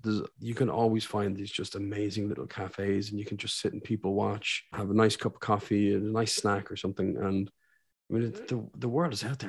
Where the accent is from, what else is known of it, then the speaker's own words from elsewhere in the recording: Saudi Arabia; born there; because I was born in Saudi Arabia, so I have an affinity for hearing Arabic.